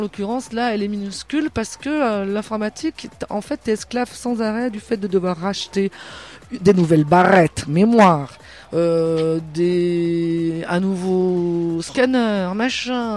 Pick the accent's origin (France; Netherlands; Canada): France; Burgundy, Bourgogne-Franche-Comté; on vient de Bourgogne, du côté viticulteur